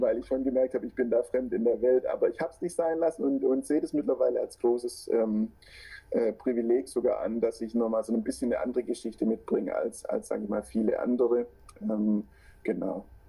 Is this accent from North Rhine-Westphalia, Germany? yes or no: no; Swabia, Baden-Württemberg, Germany; accent: Schwäbisch; now in Stuttgart, Germany; ich wohne in Stuttgart, was man bei mir auch hört. Ähm, also das Schwäbisch kommt auf jeden Fall durch.